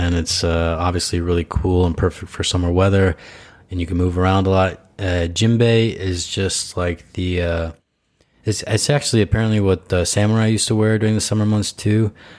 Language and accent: English; Idaho, United States; Yeah, I'm originally from Idaho, man.